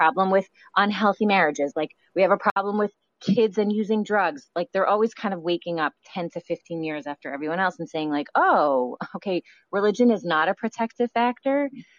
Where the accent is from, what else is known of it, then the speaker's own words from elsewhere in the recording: Toronto, Ontario, Canada; accent: Canadian mixed with New York; I grew up in Toronto. So I have, you know, sometimes people are like, what's your accent? And it's like a little Canadian in me mixed with like New York.